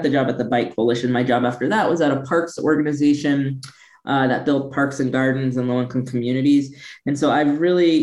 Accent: Midwest, United States; moved away as an adult; also born or lived in San Francisco Bay Area, California; I'm originally from the Midwest. I left the Midwest to go to law school in the Bay at Stanford

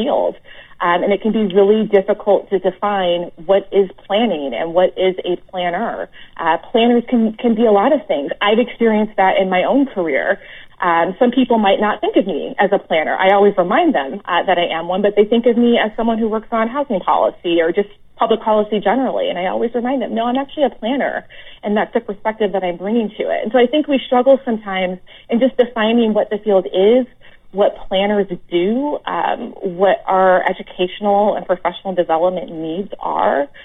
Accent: Joliet, Illinois, United States; moved away; I grew up outside of Chicago in a place called Joliet, Illinois

